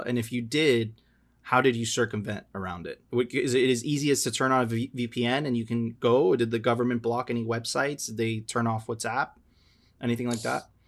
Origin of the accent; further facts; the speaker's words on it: Miami, Florida, United States; also born or lived in Venezuela; I'm Venezuelan, but I've lived my, you know, I grew up in Miami